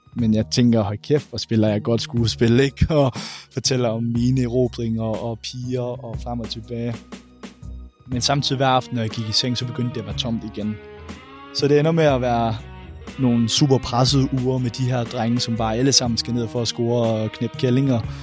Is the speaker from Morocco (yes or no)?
no; Randers, Central Denmark Region, Denmark; jeg er 24 år gammel, og jeg kommer fra Randers